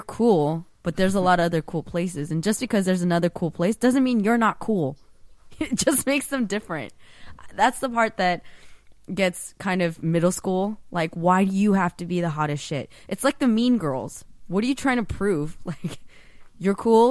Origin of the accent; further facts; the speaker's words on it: Northern California, United States; moved away as an adult; now in Los Angeles, United States; I was raised in NorCal my entire life